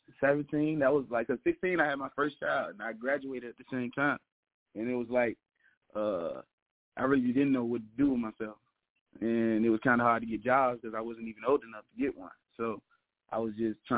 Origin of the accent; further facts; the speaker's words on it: Petersburg, Virginia, United States; I'm from Petersburg, Virginia